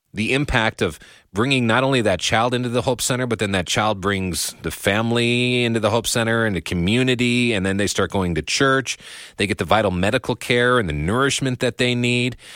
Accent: United States; me as an American

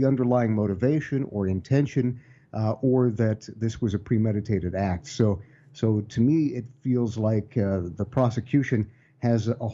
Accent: Ohio, United States; here in my home state of Ohio

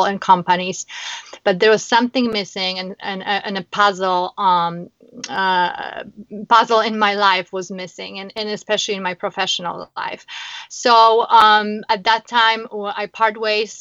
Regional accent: Warsaw, Masovian Voivodeship, Poland; moved away as an adult; now in Chicago, United States; I am originally from Poland, Warsaw. I came to America in 2006.

